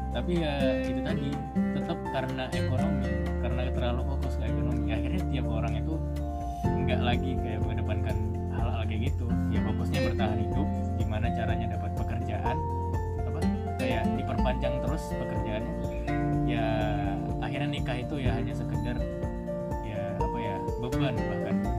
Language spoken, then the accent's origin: Indonesian; Medan, North Sumatra, Indonesia; moved away as an adult; also born or lived in Surabaya; aku kan uh, rantau dari Medan jadi ya awal-awal kuliah di Surabaya di Universitas Erlangga